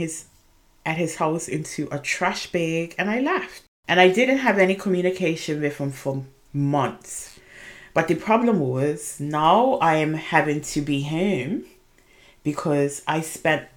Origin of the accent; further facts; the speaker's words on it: Bermuda; I am originally from Bermuda. I was born and raised in Bermuda